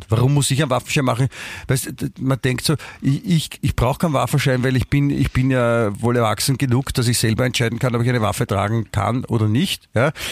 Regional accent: Germany; Ich, ich meine, ich bin Deutscher, ja?

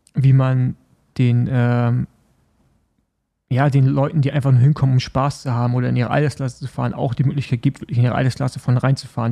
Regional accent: Germany; als Deutsche

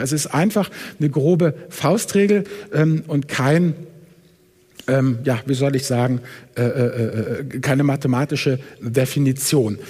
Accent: Hamburg, Germany; Ich komme ja aus Hamburg

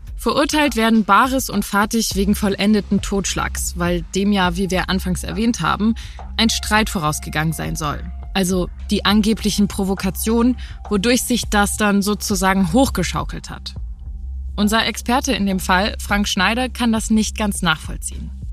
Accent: Hamburg, Germany; als Hamburgerin

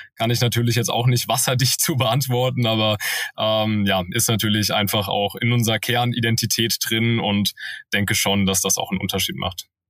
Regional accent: Wiesbaden, Hesse, Germany; moved away as an adult; also born or lived in Cologne; da habe ich eine Eventagentur gegründet in meiner Heimatstadt Wiesbaden. Ähm, genau, da habe ich Abitur gemacht

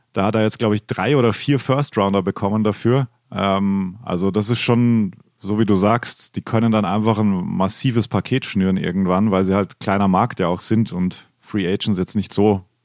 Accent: western Austria, Austria; moved away as an adult; also born or lived in Vienna, Austria; now in Germany; Also ich bin ja im Westen aufgewachsen und dann nach Wien gegangen.

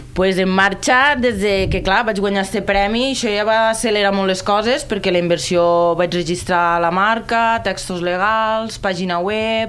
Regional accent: Terres de l'Ebre, Catalonia, Spain; sóc de les Terres de l'Ebre, treballo i, i dissenyo des d'allí.

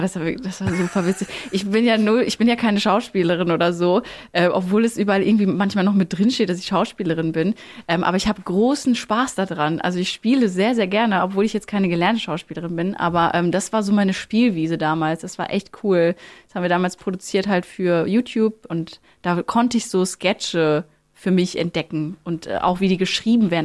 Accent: Plettenberg, North Rhine-Westphalia, Germany; also born or lived in Lüdenscheid; aufgewachsen, schön in Plettenberg, also gar nicht in Lüdenscheid. Ich bin da zwar geboren, aber Plettenberg war meine Heimat.

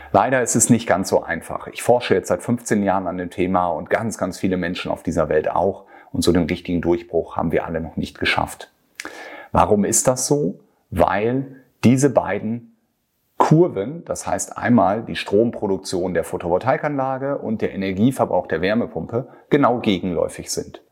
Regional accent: Germany; bei uns in Deutschland

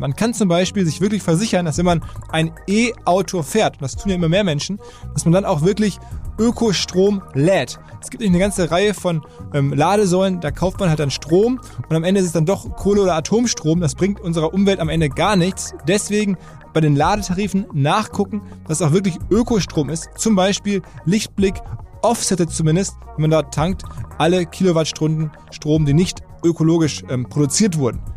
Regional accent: Essen, North Rhine-Westphalia, Germany; ich als Essener

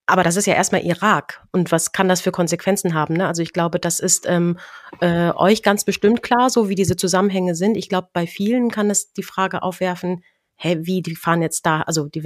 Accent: Cologne, North Rhine-Westphalia, Germany; Ich komme ja aus Köln.

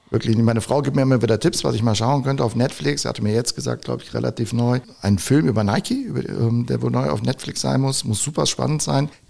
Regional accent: North Rhine-Westphalia, Germany; aber ich bin halt gebürtiger Rheinländer und das ist meine Heimat. Krefeld, Düsseldorf, Gladbach, Niederrhein, das ist meine Welt.

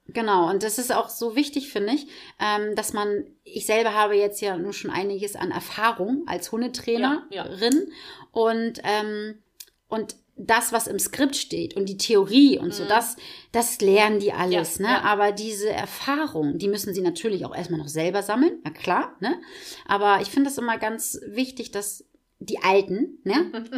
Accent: Schwarzenbek, Schleswig-Holstein, Germany; also born or lived in Kankelau; ich habe als Kind im Tierheim in Schwarzenbeek ähm, war ich in so einer Tierschutzgruppe drinne

